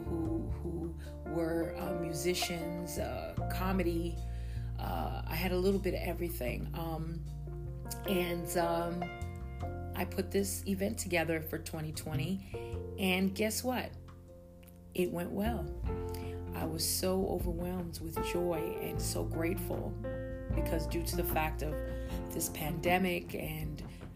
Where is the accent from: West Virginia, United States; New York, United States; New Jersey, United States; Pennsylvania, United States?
New York, United States; Long Island; also born or lived in Virginia; I am located in Long Island, New York, and I have been living here for mostly all my life. I did live out of state before in Virginia, but I ended up coming back to my hometown.